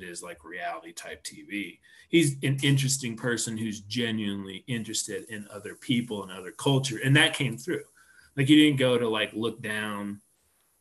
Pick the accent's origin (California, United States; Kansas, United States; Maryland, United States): Kansas, United States; Topeka; now in Colorado, United States; growing up in Topeka and being in Colorado now